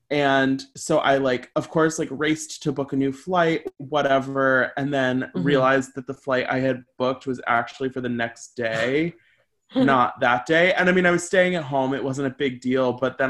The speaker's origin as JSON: {"language": "English", "town": "St. Louis", "region": "Missouri", "country": "United States", "tie": "born or raised there", "moved": "yes", "said": "I was home in St. Louis, Missouri, my hometown"}